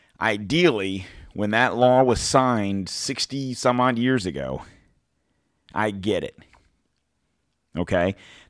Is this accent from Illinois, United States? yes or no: yes; Chicago, Illinois, United States; now in Tampa, United States; Even when I moved here back in the 80s, Tampa wasn't, I came from Chicago.